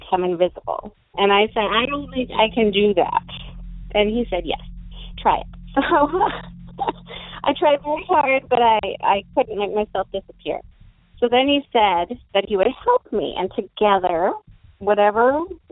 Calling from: Fargo, North Dakota, United States; also born or lived in Minnesota; I'm calling from Fargo, North Dakota

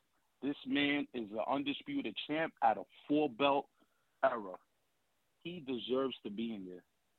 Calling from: New York City, New York, United States; I'm calling from Brooklyn, New York.

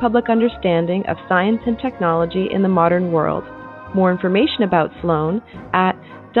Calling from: Toronto, Ontario, Canada; I'm calling from Toronto, Canada.

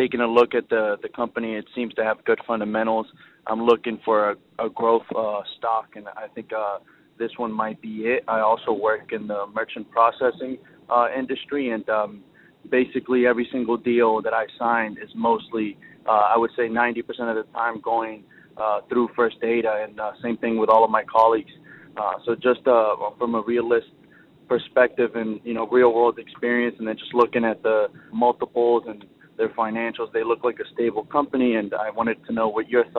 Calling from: Palm Beach, Florida, United States; This is …. I'm calling from Palm Beach.

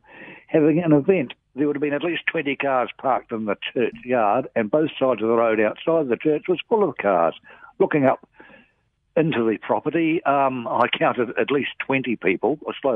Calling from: Hawke's Bay, New Zealand; I'm calling from Hawke's Bay.

